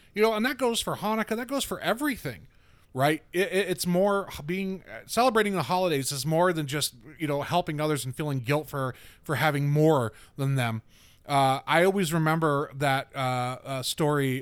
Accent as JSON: {"language": "English", "region": "the South", "country": "United States", "said": "I'm from the South"}